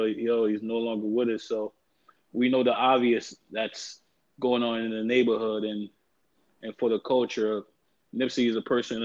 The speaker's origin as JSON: {"language": "English", "region": "New York", "country": "United States", "tie": "born or raised there", "said": "I'm from New York, where like I grew up"}